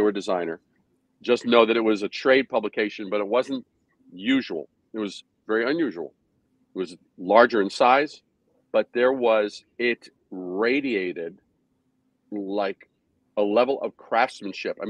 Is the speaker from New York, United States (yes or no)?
yes; New York City, New York, United States; also born or lived in Brooklyn / Long Island / Manhattan; I was born in Brooklyn, raised in Queens, then a little bit on Long Island, and then moved to Manhattan to start my career.